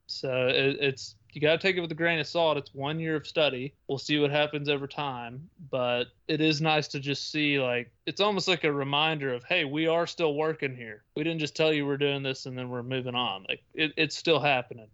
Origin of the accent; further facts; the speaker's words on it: Tennessee, United States; my home state of Tennessee